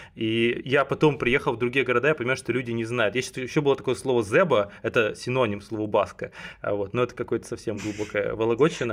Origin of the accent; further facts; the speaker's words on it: Cherepovets, Vologda Oblast, Russia; я родился в Череповце